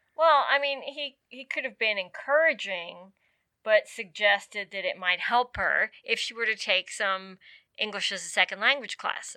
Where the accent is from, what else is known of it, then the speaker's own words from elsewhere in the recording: Virginia, United States; moved away as an adult; I was in Virginia from nineteen seventy-eight